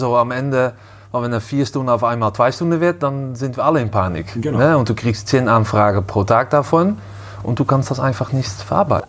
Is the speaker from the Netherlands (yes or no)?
yes; Amsterdam, North Holland, Netherlands; German is a second language; moved away; ich komme ursprünglich aus, äh, aus Amsterdam